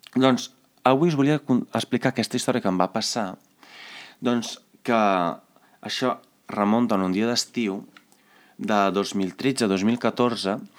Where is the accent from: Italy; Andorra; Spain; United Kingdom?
Italy; Carmignano di Brenta, Veneto; moved away; al meu poble, que es diu Carmiano di Brenta, no hi havia cap McDonald's